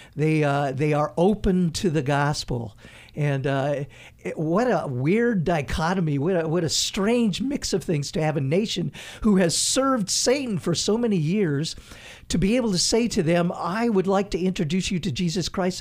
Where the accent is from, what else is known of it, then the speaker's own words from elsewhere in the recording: United States; moved away; also born or lived in Haiti; As an American